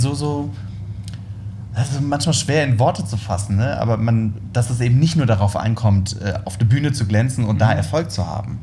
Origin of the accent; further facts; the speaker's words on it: Worms, Rhineland-Palatinate, Germany; ich komme ja aus Worms